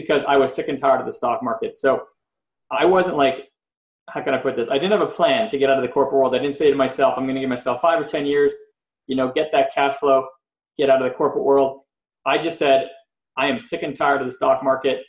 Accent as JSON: {"language": "English", "town": "Montreal", "region": "Quebec", "country": "Canada", "moved": "yes", "lives_now": "Los Angeles, United States", "said": "I'm originally from Montreal, Canada, and I grew up with all different friends"}